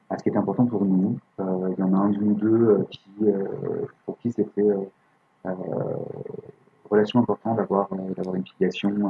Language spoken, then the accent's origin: French; France; Nous, on se dit ok, mm. puis tu sais, on est français, donc on se dit